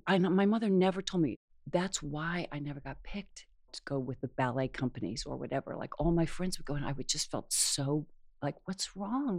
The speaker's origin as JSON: {"language": "English", "region": "New York", "country": "United States", "moved": "yes", "said": "I was a transplant from New York"}